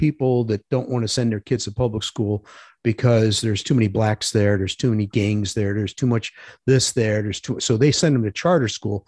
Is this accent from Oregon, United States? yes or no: no; Parma, Ohio, United States; moved away as an adult; Growing up in Parma, everybody went to Catholic school